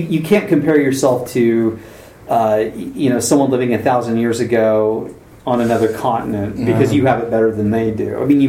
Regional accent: United States; I'm an American.

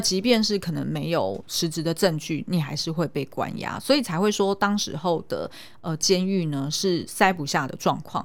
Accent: Xindian, New Taipei, Taiwan; 因为我是眷村出生的，对。就是我小时候是住在新店的眷村

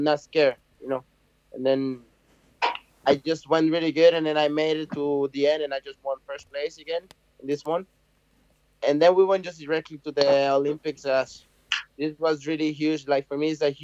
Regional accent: Cabarete, Puerto Plata, Dominican Republic; I'm from Cabarete

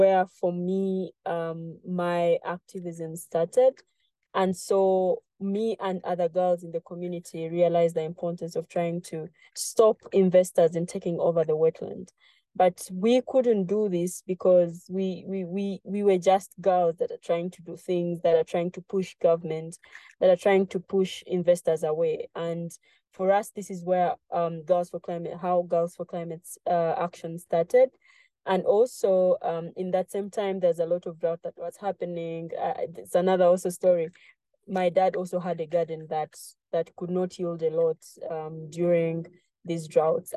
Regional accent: Jinja, Eastern Region, Uganda; this is where I grew up in Jinja, Uganda

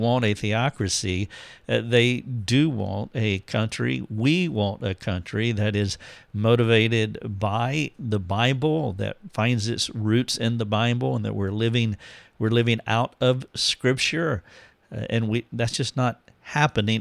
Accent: United States

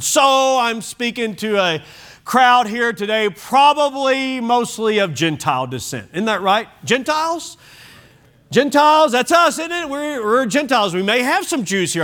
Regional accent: Oklahoma, United States; We're from Oklahoma

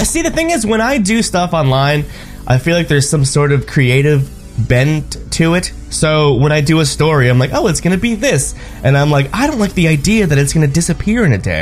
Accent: New York City, New York, United States; I'm from New York City

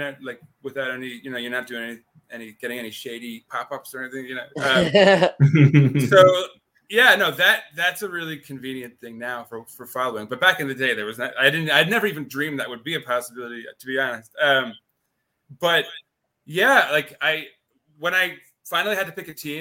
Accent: New York City, New York, United States; I grew up here in New York City, born and raised.

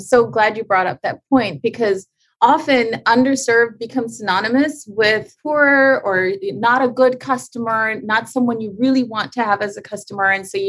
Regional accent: Canada; now in Chicago, United States; So I landed in Chicago, started a wellness center. As a Canadian, you can't just start earning an income in the USA.

